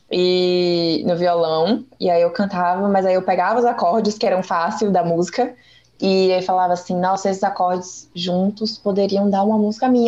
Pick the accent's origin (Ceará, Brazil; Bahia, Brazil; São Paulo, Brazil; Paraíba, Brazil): Bahia, Brazil; Salvador; Eu sou de Salvador, minha família toda é.